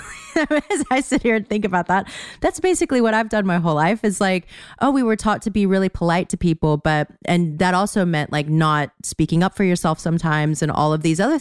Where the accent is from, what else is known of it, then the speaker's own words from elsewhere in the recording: the South, United States; I'm from the South